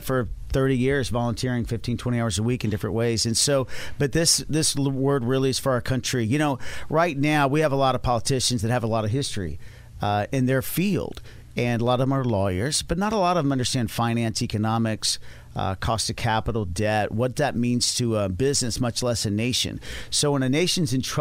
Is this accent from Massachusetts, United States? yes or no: no; Dallas, Texas, United States; I'm from Dallas, Texas